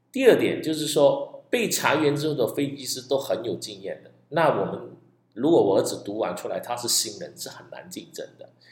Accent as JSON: {"language": "Chinese", "country": "Malaysia", "said": "在马来西亚，我们福建人就叫做 拜， 拜天公"}